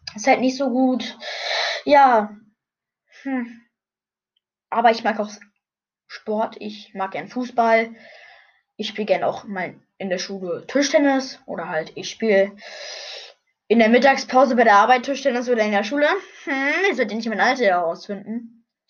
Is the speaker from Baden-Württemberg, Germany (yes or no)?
no; Brandenburg, Germany; ich bin in Brandenburg in einem Krankenhaus geboren worden. Ja, und ich lebe jetzt gerade noch in Brandenburg.